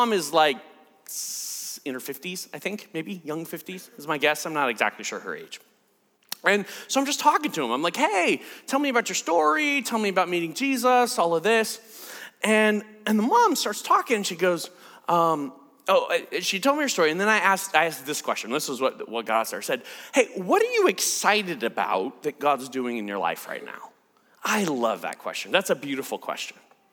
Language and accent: English; United States; I'm an American